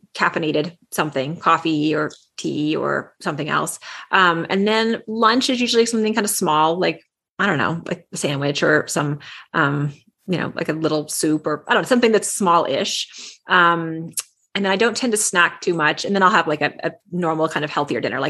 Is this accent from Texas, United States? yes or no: yes; Texas, United States; I grew up in Texas